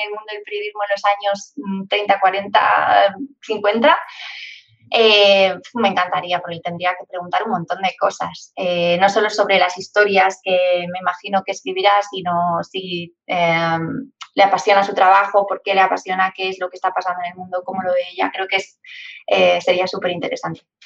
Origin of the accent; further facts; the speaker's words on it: Madrid, Community of Madrid, Spain; yo soy de Madrid, no estoy acostumbrada a, a tener mar cerca